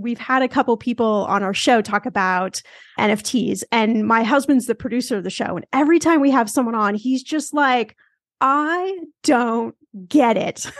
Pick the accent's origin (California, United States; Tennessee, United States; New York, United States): California, United States; Los Angeles; I'm from Los Angeles